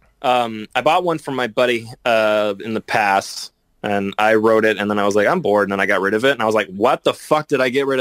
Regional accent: United States; I'm American

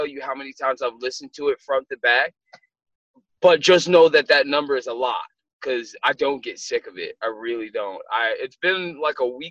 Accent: Minneapolis, Minnesota, United States; I'm a kid from Minneapolis, Minnesota that was born with a dollar and a dream

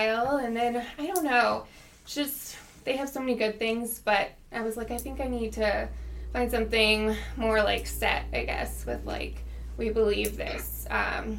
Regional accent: St. Peters, Missouri, United States; I grew up in St. Peter's

